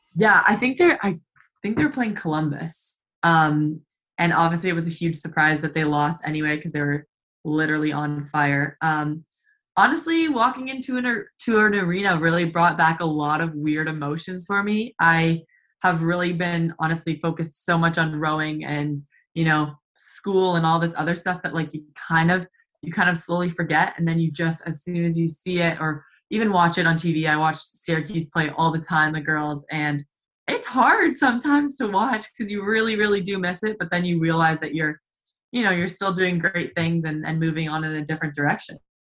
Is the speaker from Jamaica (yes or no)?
no; New Liskeard, Ontario, Canada; I'm from New Liskeard, Ontario